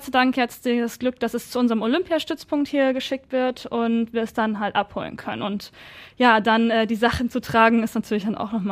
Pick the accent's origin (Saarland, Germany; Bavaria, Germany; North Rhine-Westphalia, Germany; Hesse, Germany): North Rhine-Westphalia, Germany; Herne; ich bin in Herne geboren und genauer in Wanne-Eickel.